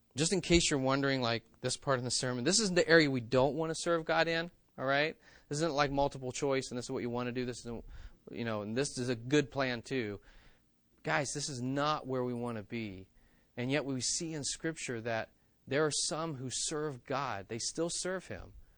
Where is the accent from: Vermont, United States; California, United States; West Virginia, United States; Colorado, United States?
West Virginia, United States; moved away; I grew up in West Virginia that has hills that we call mountains